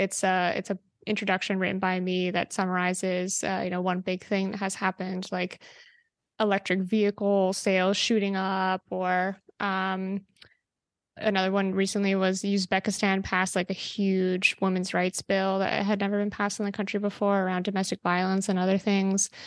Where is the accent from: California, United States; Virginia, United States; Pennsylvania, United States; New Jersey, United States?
New Jersey, United States; I grew up there